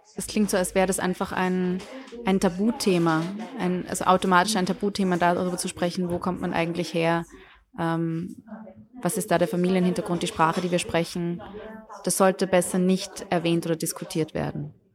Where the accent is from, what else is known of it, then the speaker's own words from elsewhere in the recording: Austria; moved away as an adult; ich bin geborene Österreicherin